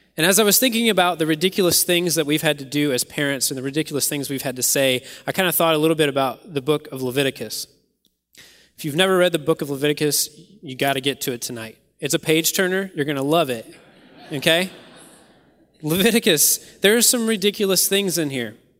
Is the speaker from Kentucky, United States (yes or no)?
yes; Kentucky, United States; I grew up in Kentucky